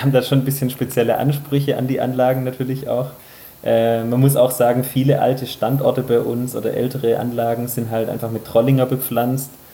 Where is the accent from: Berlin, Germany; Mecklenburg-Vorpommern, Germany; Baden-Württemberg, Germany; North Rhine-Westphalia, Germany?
Baden-Württemberg, Germany; Remstal; moved away as an adult; now in Württembergisches Unterland, Germany; ich bin ja gebürtiger Remstäler